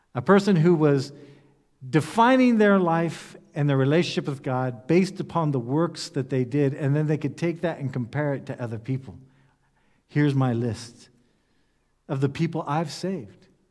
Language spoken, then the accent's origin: English; United States; moved away as an adult; now in Germany; I'm an American, that having lived in Europe for ten years